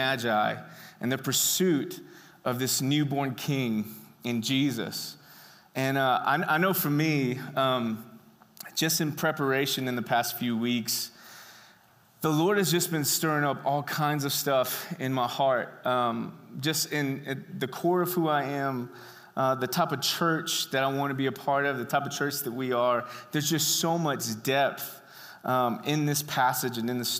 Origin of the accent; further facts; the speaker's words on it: Brenham, Texas, United States; I was born in Brenham, Texas, home of the greatest ice cream on earth